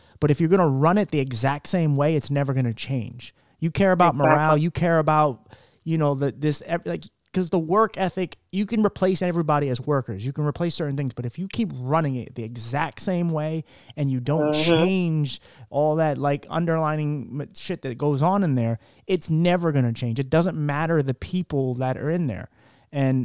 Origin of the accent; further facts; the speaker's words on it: Philadelphia, Pennsylvania, United States; moved away; I'm from Philly